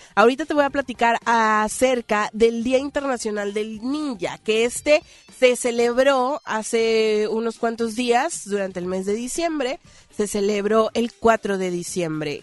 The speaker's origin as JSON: {"language": "Spanish", "country": "Mexico", "said": "nosotros como mexicanos"}